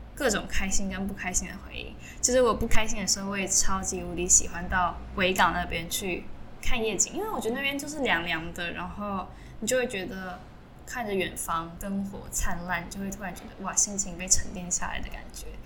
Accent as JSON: {"language": "Chinese", "country": "Taiwan", "tie": "born or raised there", "moved": "as an adult", "lives_now": "Hong Kong", "said": "我们两个在这边读书，以前都是在台湾土生土长"}